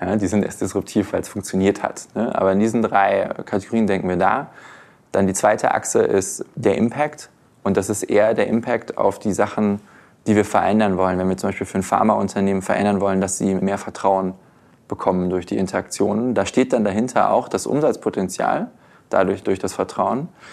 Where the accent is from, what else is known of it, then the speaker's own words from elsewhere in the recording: Germany; uns Deutsche